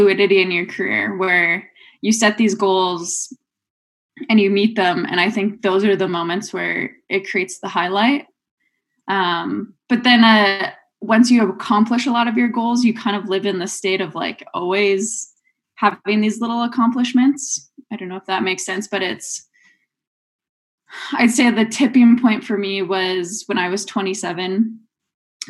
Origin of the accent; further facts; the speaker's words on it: Rossland, British Columbia, Canada; moved away as an adult; now in Revelstoke, Canada; growing up in Rosslyn